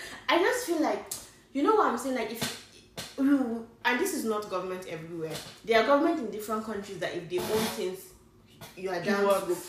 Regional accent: Niger State, Nigeria; also born or lived in Kaduna; I'm from Niger State

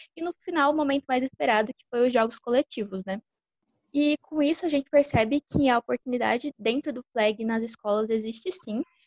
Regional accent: Batatais, São Paulo, Brazil; moved away; also born or lived in Uberlândia; joguei no time da minha cidade natal, o Batatais Ghosts

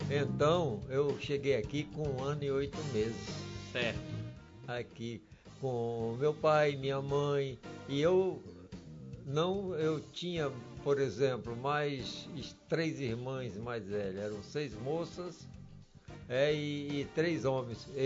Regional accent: Cruzeiro do Sul, Acre, Brazil; porque eu quando vim do Acre, Cruzeiro do Sul.

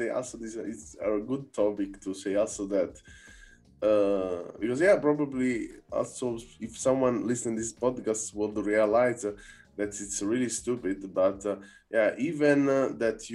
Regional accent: Naples, Campania, Italy; moved away; also born or lived in Berlin; I'm from Naples, no, originally

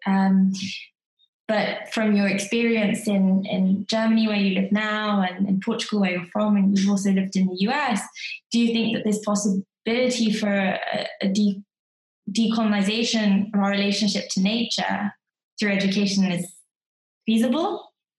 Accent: United Kingdom; as a British person

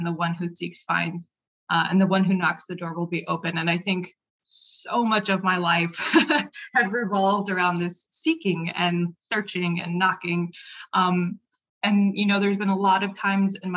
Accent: Albuquerque, New Mexico, United States; I'm from Albuquerque, New Mexico, born and raised

